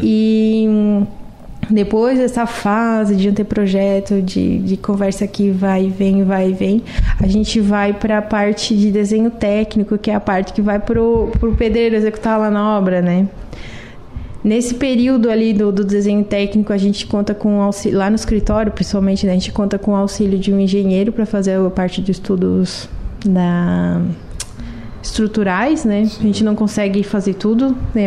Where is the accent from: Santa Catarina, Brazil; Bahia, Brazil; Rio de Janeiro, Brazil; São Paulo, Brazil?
Santa Catarina, Brazil; Lauro Müller; Nascida e criada em Lauro Miller. E continuo aqui.